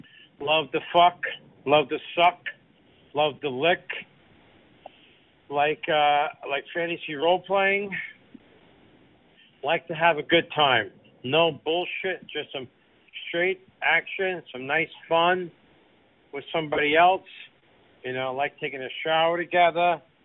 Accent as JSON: {"language": "English", "region": "New Jersey", "country": "United States", "said": "I'm from Central Jersey. I'm 44 years old"}